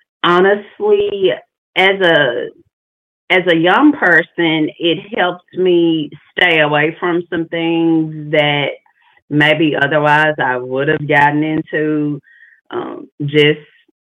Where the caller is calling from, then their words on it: Arkansas, United States; I'm calling from Arkansas